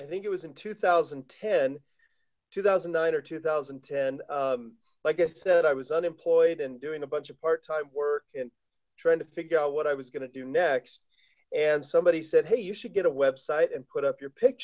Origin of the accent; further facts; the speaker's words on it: Colorado, United States; now in Taos, United States; I live in Taos, New Mexico. I grew up in Colorado